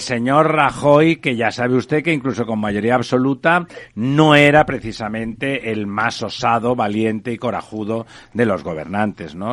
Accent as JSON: {"language": "Spanish", "region": "Catalonia", "country": "Spain", "said": "yo que soy catalán"}